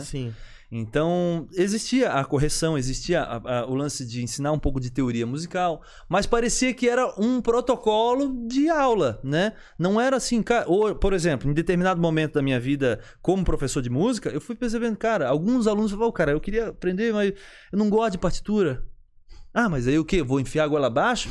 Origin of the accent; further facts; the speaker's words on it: São José, Santa Catarina, Brazil; also born or lived in Florianópolis; Sou de Floripa, na, eh, na verdade moro em São José minha vida inteira, né?